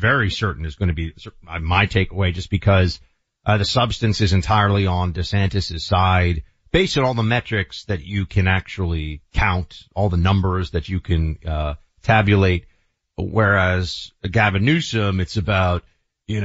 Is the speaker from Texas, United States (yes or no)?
no; New York, United States; I grew up as a New Yorker somewhat jealous of California